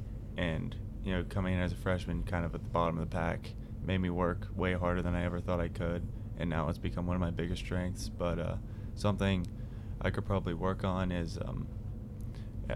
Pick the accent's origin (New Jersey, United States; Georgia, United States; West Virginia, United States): West Virginia, United States; near Parkersburg; I'm from 15 minutes outside of Parkersburg, West Virginia